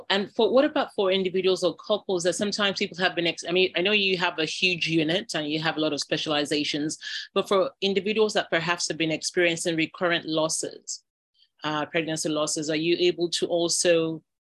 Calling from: Nigeria; I mean, I'm speaking from Nigeria, but of course, the podcast uh, listeners are from across the globe.

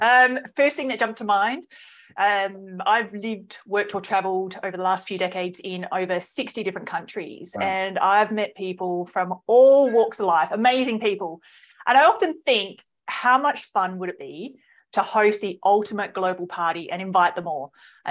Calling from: Melbourne, Victoria, Australia; Oh, I'm here in Melbourne. Absolute delight to be talking with you today.

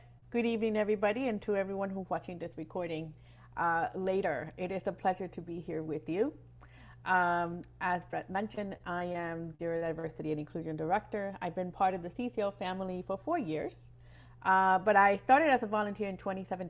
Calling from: West Palm Beach, Florida, United States; I am connecting today from West Palm Beach, Florida, the ancestral lands of the Taino, Jaga, Tequesta, and Seminole people.

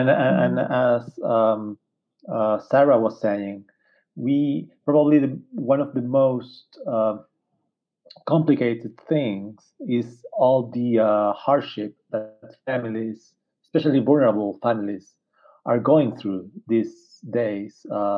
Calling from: Santiago, Santiago Metropolitan Region, Chile; I'm calling from Santiago, Chile's capital.

